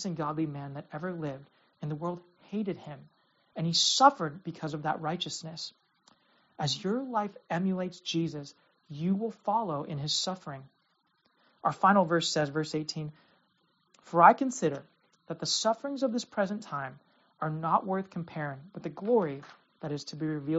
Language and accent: English; United States; as an American Christian who lives with religious freedom